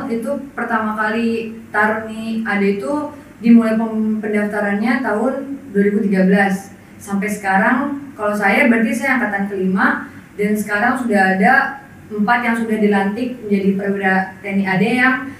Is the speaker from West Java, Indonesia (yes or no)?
yes; Karawang, West Java, Indonesia; saya asal dari Karawang Jawa Barat